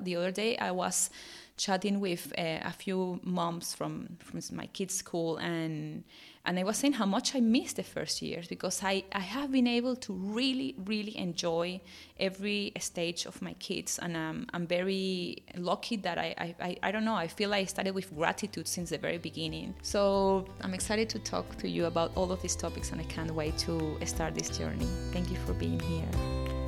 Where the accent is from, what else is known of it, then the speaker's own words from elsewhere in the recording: Venezuela; English is a second language; moved away as an adult; also born or lived in Bournemouth, England; now in Australia; fifteen years ago, I was finishing uni and living in my home country, my dear Venezuela